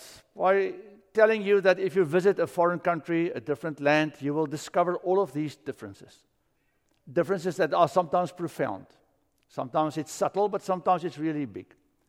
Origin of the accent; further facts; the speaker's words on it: South Africa; moved away as an adult; now in United States; America is strange. I came here from South Africa.